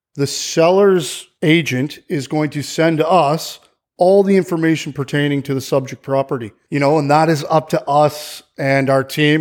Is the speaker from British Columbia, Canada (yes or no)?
no; Barrie, Ontario, Canada; moved away as an adult; also born or lived in Nueva Vallarta, Mexico; now in Puerto Vallarta, Mexico; So I'm from Barrie, Ontario, Canada, and, uh, that's, you know, just a little bit north where there's a whole bunch of snow, you know? And, uh, I got here around five years ago